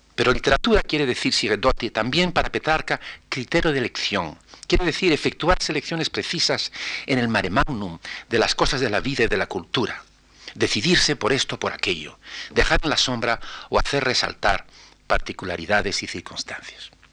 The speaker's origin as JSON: {"language": "Spanish", "country": "Spain", "said": "como español"}